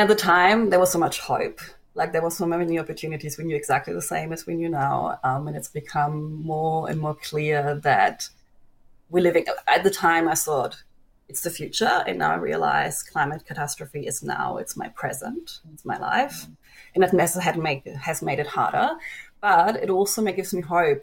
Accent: Germany; now in Australia; my home country, Germany

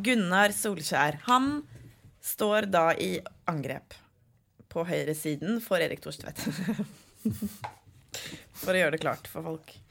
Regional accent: Oslo, Norway; jeg er fra Oslo

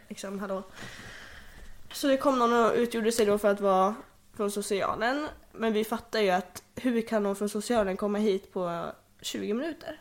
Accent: Sweden; also born or lived in Hölö; jag föddes 2004 också i Hölö jag tror att jag hann bo på Tullgården ett år innan vi flyttade tillbaka till Bergåkra

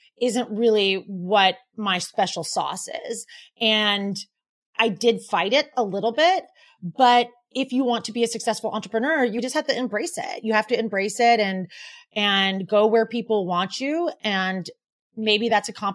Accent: Portland, Oregon, United States; moved away as an adult; also born or lived in San Francisco; now in New York City, United States; I'm from Portland, Oregon

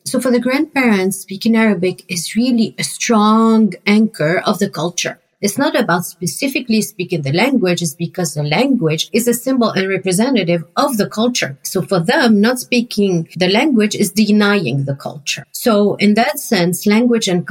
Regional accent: Paris, Île-de-France, France; English is a second language; moved away as an adult; also born or lived in Lebanon; now in Maryland, United States; I'm originally from Lebanon. I grew up in France more than 20 years. And then I've been in the US for 16 years.

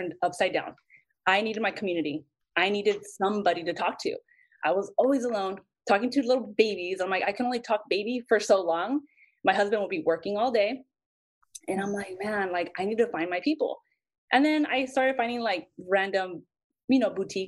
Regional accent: Santa Paula, California, United States; moved away as an adult; now in Los Angeles, United States; I grew up in Santa Paula

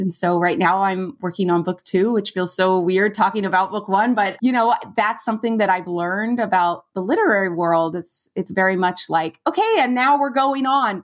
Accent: Valencia, California, United States; moved away as an adult; I went to Cal Arts, which was in my hometown.

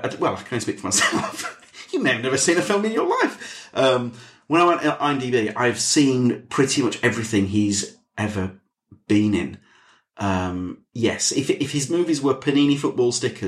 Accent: the north of England, United Kingdom; accent: northern; my northern accent

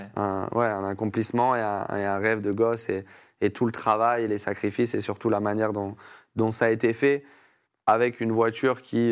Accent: France; responsabilité aussi que j'avais en tant que Français

